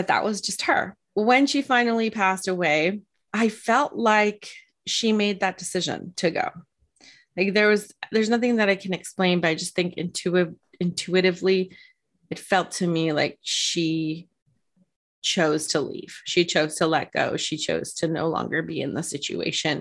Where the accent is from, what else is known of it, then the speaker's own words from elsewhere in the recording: California, United States; I'm not Mexican, but I grew up in California